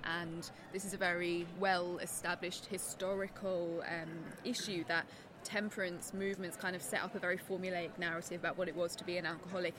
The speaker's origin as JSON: {"language": "English", "region": "South East England", "country": "United Kingdom", "tie": "born or raised there", "also_born_or_lived": "Nottingham, United Kingdom", "moved": "as an adult", "lives_now": "Denmark", "said": "I'm from England, from the southeast of England. Um, which is where I grew up."}